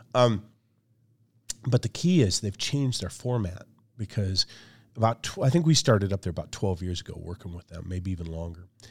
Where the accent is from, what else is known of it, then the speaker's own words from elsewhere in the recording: Michigan, United States; my background is I grew up in a small town in Michigan